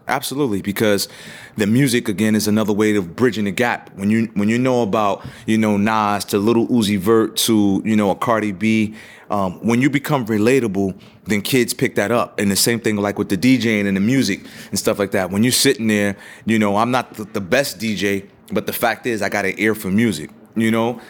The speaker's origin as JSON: {"language": "English", "town": "New York City", "region": "New York", "country": "United States", "tie": "born or raised there", "said": "I grew up in the, uh, South Bronx"}